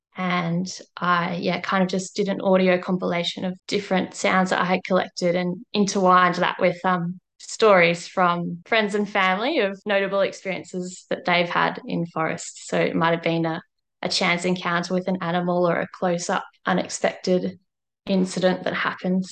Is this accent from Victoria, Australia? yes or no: yes; Melbourne, Victoria, Australia; moved away; I am originally from Melbourne